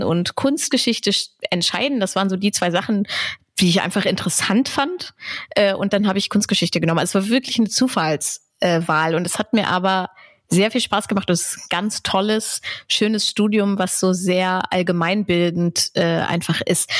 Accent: Braunschweig, Lower Saxony, Germany; moved away as an adult; also born or lived in Hannover; in Hannover geboren, in Braunschweig aufgewachsen.

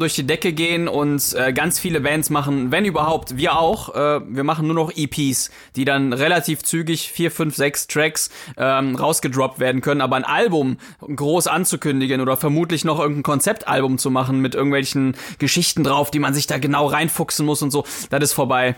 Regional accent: Poland; moved away; ich war früher als, als Kind, war ich auch auf vielen Bauernhöfen und auch äh, da, wo ich herkomme, in, in Polen

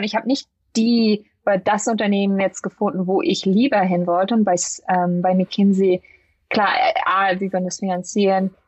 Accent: Lüneburg, Lower Saxony, Germany; moved away as an adult; also born or lived in St. Gallen, Switzerland; now in Silicon Valley, United States; aus dem Norden, aus Deutschland, Lüneburg, äh, südlich von Hamburg, zwischen Hamburg und Hannover

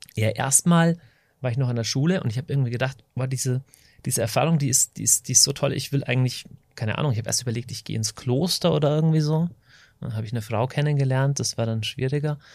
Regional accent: Deggendorf, Bavaria, Germany; Ich komme aus Deckendorf in Niederbayern.

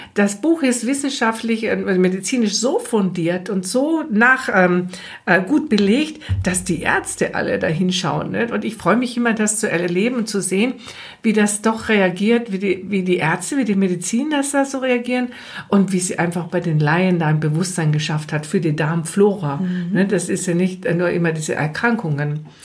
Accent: Austria; accent: Austrian; moved away as an adult; now in Germany; Ich, ich bin ja Österreicherin, das hört man zwischen so ein bisschen

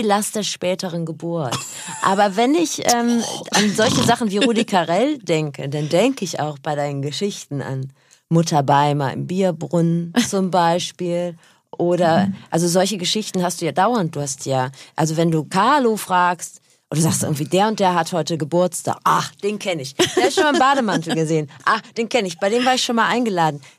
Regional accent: North Rhine-Westphalia, Germany; moved away; ich komme aus Nordrhein-Westfalen, da gab es nur den WDR

